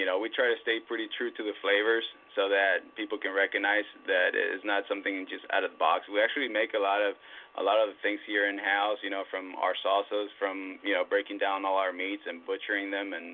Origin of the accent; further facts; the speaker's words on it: San Diego, California, United States; growing up in San Diego